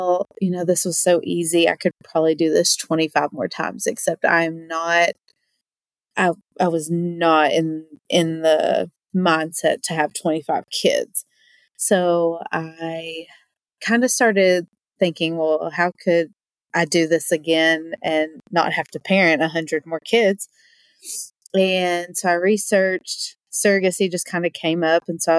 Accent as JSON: {"language": "English", "town": "Berea", "region": "Kentucky", "country": "United States", "tie": "born or raised there", "said": "I grew up in Berea, Kentucky, little town"}